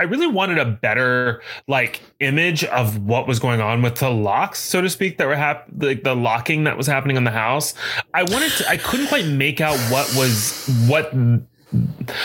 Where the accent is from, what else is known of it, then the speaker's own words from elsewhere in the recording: the South, United States; accent: southern; were you coming for my southern accent?